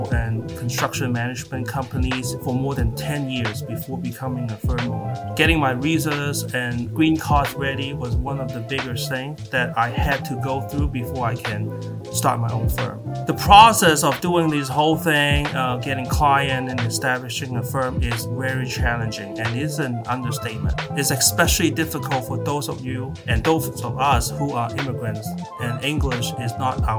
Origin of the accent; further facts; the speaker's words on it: Macau; moved away as an adult; also born or lived in California / Iowa; now in Southern California, United States; I'm originally from Macau, a tiny city 20 miles west of Hong Kong. I came to the US in 1998 for college